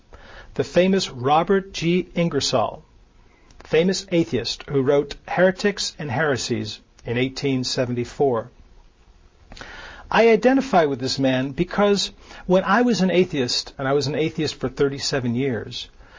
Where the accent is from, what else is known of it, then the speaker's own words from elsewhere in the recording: Nuremberg, Bavaria, Germany; born there; I was born in Nuremberg, Germany. My mother was Lutheran. My mother married a military person later when I was 6 or 7, who was Catholic.